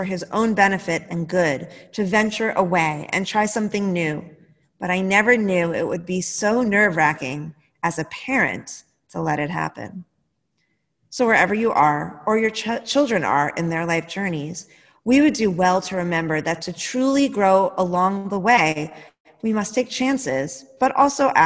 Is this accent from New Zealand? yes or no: no; United States; As American citizens